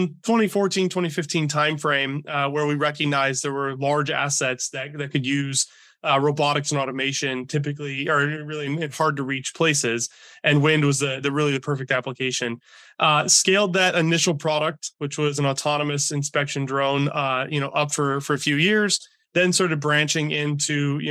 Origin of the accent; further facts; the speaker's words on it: Michigan, United States; born and raised in Michigan, still in Michigan today